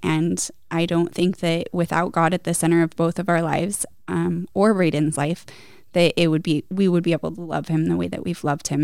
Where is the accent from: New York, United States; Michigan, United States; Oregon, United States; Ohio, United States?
Oregon, United States; Gold Hill; I grew up in Gold Hill